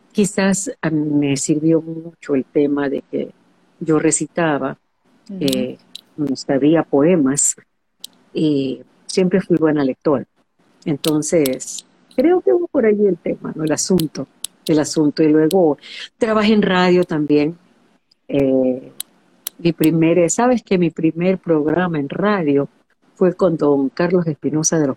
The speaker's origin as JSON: {"language": "Spanish", "town": "Guayaquil", "region": "Guayas", "country": "Ecuador", "tie": "born or raised there"}